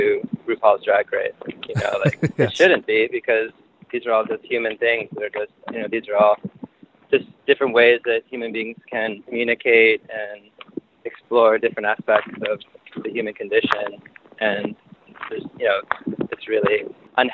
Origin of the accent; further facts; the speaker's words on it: outside of Cleveland, Ohio, United States; growing up outside of Cleveland